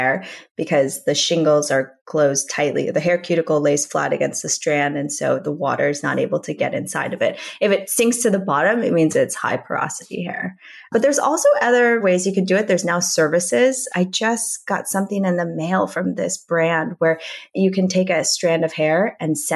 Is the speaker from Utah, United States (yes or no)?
no; Minnesota, United States; moved away as an adult; also born or lived in New York City; now in Los Angeles, United States; I grew up in Minnesota